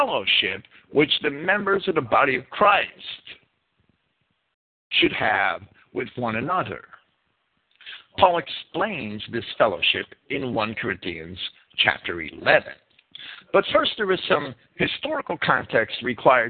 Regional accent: New Jersey, United States; accent: New Jersey; my New Jersey accent

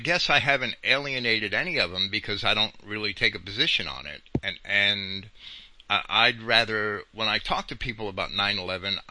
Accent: Jersey City, New Jersey, United States; also born or lived in Massachusetts; I grew up in Jersey City across the river in Jersey City

